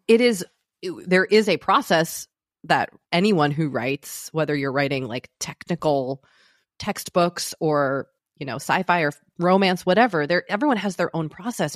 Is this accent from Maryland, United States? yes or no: no; outside of Boston, Massachusetts, United States; moved away as an adult; also born or lived in New York City; now in Los Angeles, United States; I grew up outside of Boston